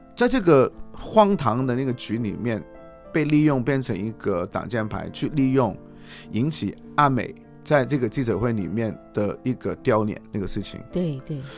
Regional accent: Hong Kong; also born or lived in United Kingdom; 就算我是一个香港人

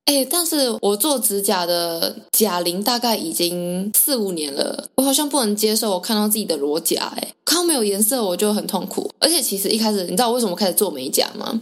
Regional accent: southern Taiwan, Taiwan; 因为我的家乡算是在南部

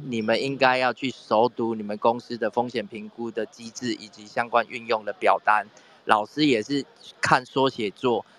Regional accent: Taiwan; 我们台湾这边

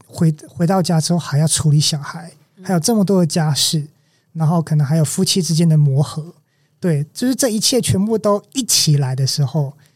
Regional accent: Taichung, Taiwan; also born or lived in Kaohsiung; 我在这里长大，当然我有对它有一定的熟悉程度

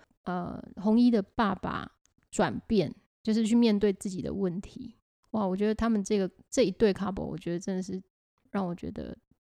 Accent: Changhua, Changhua County, Taiwan; 我来自彰化，彰化很多这种，很多这种这种性别脚本的状况

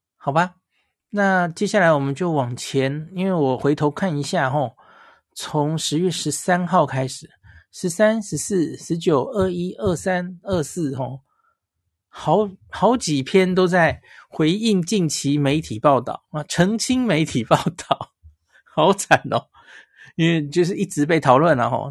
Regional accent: Taiwan; 我们台湾人

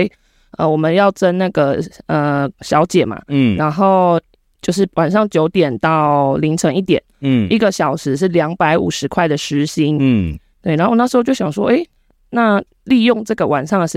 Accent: Kaohsiung, Taiwan; 那我本身就是高雄出生，高雄长大。

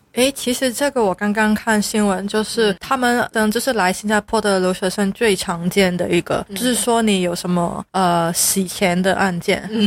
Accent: Hong Kong; now in Singapore; 我是在香港长大的，所以我的普通话就很标准

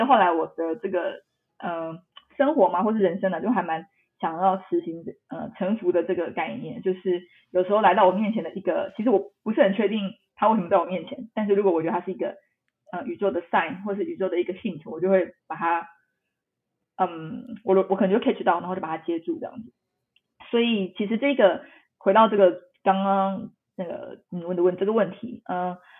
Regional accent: Tainan, Taiwan; 我是台南人啦，所以我其实 ，这个经常出没点就是台南

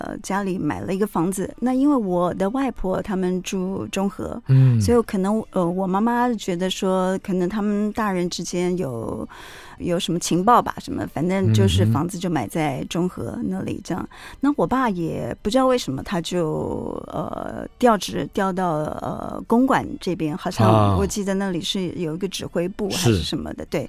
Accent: Gangshan, Kaohsiung, Taiwan; also born or lived in Chiayi; 嘉义真的太小了，已经没有什么记忆。我只知道说自己是在那边出生的啊。嗯，然后到了冈山以后，其实真的是我。对我而言是蛮特别的一段童年经历啊，

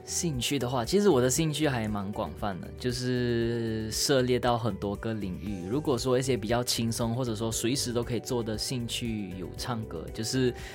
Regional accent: Malaysia; moved away as an adult; now in Taiwan; 我们所有马来西亚人，无论分为很多元的种族

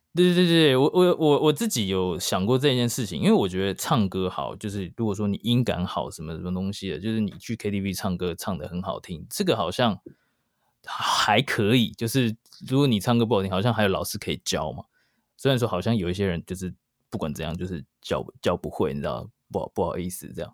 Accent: Taiwan; moved away as an adult; now in New York, United States; 在台湾，我是高中毕业过差不多两年才移民去美国，所以，呃，我，我算是在台湾长大的，然后现在是新移民

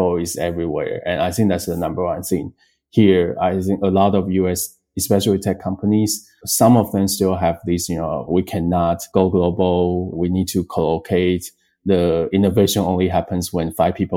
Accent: Taiwan; moved away; both my co-founder, Jack, and I came from Taiwan.

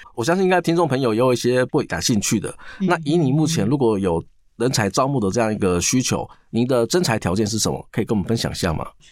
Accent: Taiwan; 我们台湾原住民各民族啊，他都有各自不同的生活文化

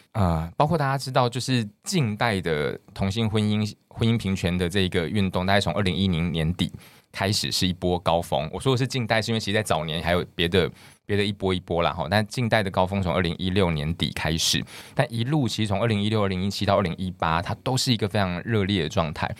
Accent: Kinmen, Fujian Province, Taiwan; moved away; 我会到我的家乡金门，因为我是公费生、公费医师，所以会到家乡服务

